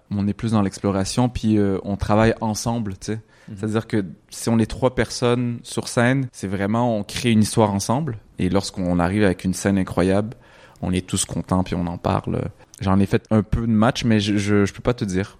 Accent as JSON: {"language": "French", "region": "Quebec", "country": "Canada", "tie": "born or raised there", "said": "j'étais au Québec, j'ai grandi au Québec, je suis né au Québec"}